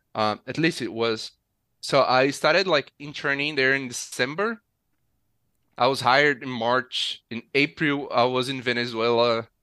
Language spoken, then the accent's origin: English; Nova Friburgo, Rio de Janeiro, Brazil; I grew up in a city in the mountains called Nova Friburgo